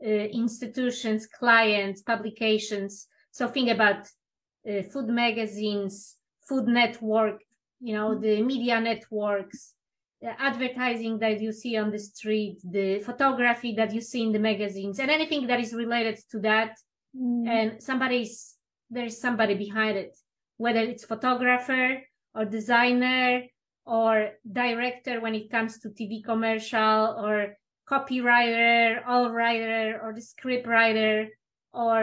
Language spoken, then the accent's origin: English; Poland; now in United States; I'm originally from Poland